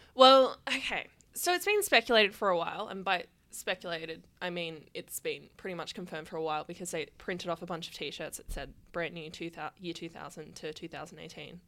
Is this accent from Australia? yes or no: yes; Sydney, New South Wales, Australia; I grew up in the Hills District and we had a surprisingly large hardcore scene over there